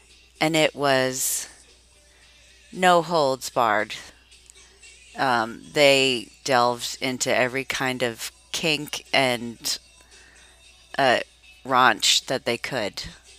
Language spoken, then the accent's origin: English; Massachusetts, United States; accent: Boston; I can do a Boston accent because, if you recall, I was born and raised in Massachusetts. I'm a masshole. I know you wouldn't know it by the way I talk, but I really do have a Boston accent.